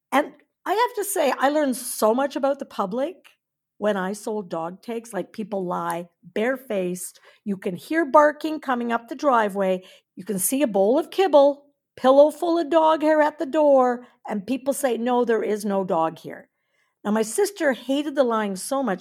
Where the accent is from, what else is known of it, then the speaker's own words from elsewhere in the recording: Napanee, Ontario, Canada; I grew up in Napanee, Ontario, and my whole family was in municipal politics